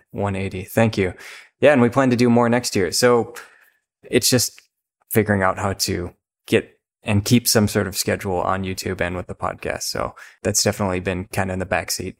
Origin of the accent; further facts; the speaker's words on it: Minnesota, United States; I'm from Minnesota